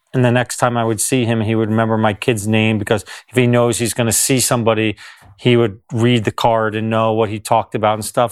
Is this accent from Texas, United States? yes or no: no; New Jersey, United States; I grew up in New Jersey in the United States